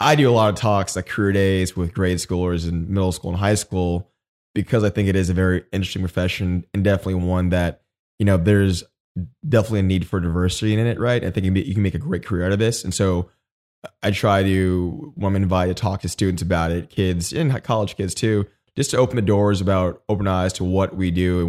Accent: Austin, Texas, United States; also born or lived in Germany; I grew up in Austin. My dad was in the Air Force.

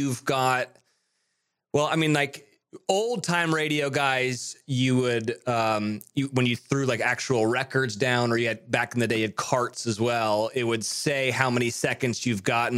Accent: Monterey, California, United States; also born or lived in Nashville; now in Studio City, United States; I'm from Monterey, Carmel area

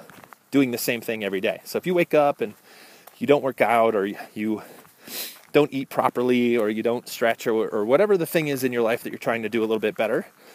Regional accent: Midwest, United States; I'm from the Midwest

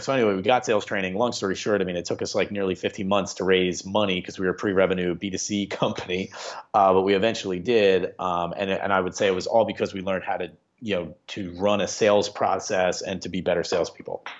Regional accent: Upper Darby, Pennsylvania, United States; I grew up in Upper Darby. I went to Upper Darby High School, and so I've been in this region my whole life

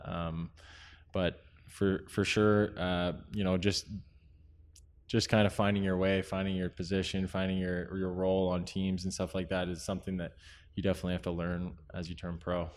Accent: San Jose, California, United States; moved away; growing up in San Jose, and there's not too much ice going on

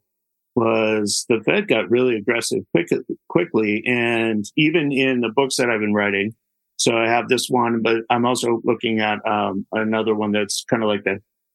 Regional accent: United States; because I am an American

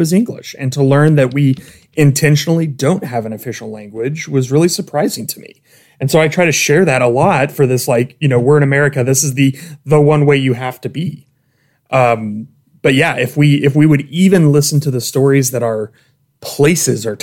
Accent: Missouri, United States; I grew up in Missouri

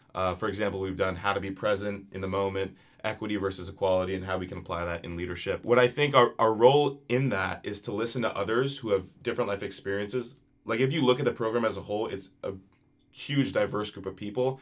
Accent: New Jersey, United States; I am from New Jersey

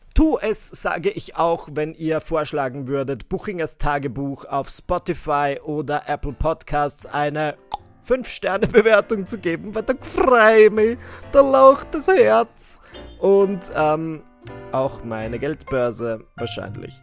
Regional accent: Austria; bei uns in Österreich

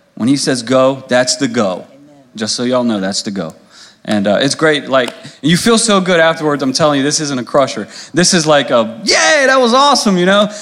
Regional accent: Louisa, United States; I'm from Louisa. I grew up here, so you know, going through high school

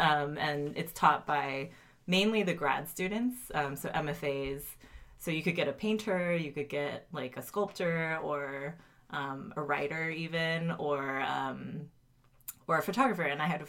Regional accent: Cupertino, California, United States; also born or lived in Colorado / Tennessee; And then I moved to California and like moved all around the Bay Area. So I'm from Cupertino, I say

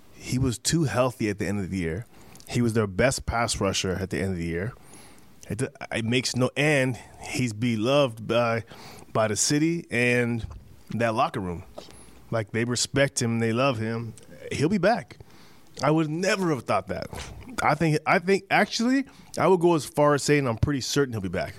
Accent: Canada; I'm Canadian

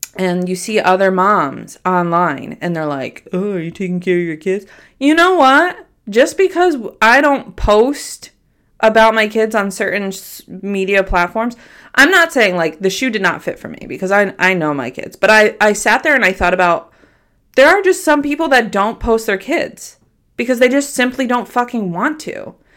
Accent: Troy, New York, United States; I grew up in a very big home in South Troy

